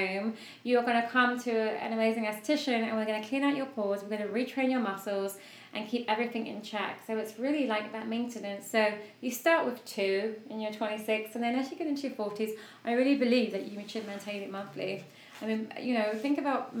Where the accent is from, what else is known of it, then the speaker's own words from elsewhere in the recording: United Kingdom; I'm a Brit